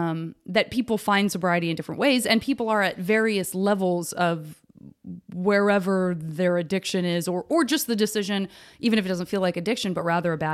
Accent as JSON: {"language": "English", "region": "Arizona", "country": "United States"}